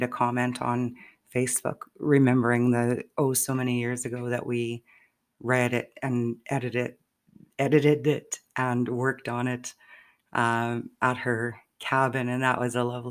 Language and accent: English; Saskatchewan, Canada; moved away; I will be back home in Saskatchewan, visiting my mom